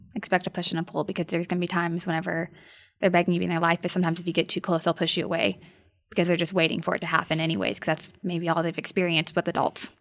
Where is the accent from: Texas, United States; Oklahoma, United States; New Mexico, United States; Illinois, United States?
Oklahoma, United States; Norman; also born or lived in Edmond, Oklahoma; I grew up in Norman, Oklahoma